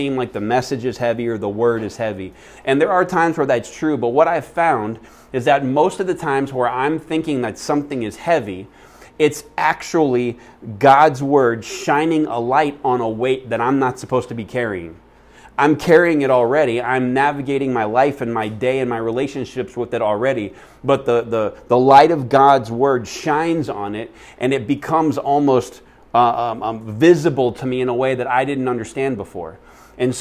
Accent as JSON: {"language": "English", "region": "Florida", "country": "United States", "tie": "born or raised there", "moved": "yes", "lives_now": "Phoenix, United States", "said": "I grew up in Florida in the South, and it's really nasty humid"}